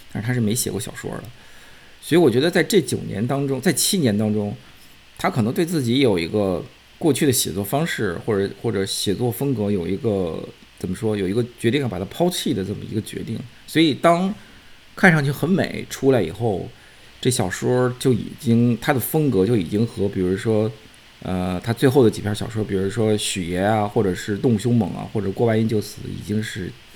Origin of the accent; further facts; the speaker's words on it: Beijing, China; 因为我是北京人